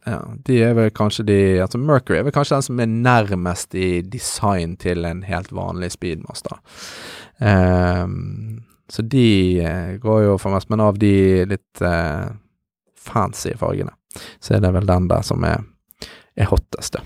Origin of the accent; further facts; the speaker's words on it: Bergen, Vestland, Norway; jeg er bergenser